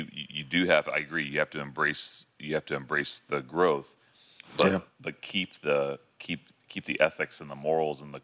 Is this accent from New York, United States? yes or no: no; Beachside, Brevard County, Florida, United States; I grew up on Beachside